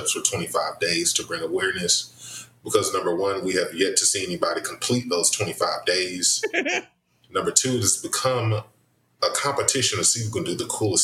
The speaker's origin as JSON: {"language": "English", "region": "the South", "country": "United States", "said": "I'm very Southern. I grew up in the Baptist church."}